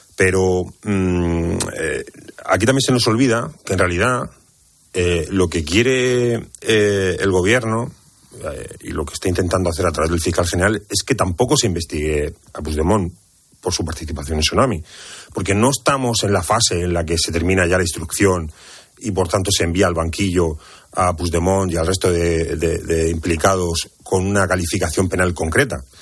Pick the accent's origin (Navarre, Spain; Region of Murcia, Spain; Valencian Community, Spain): Region of Murcia, Spain; Cartagena; yo que soy de Cartagena, que, que vivo en el epicentro de la huerta de Europa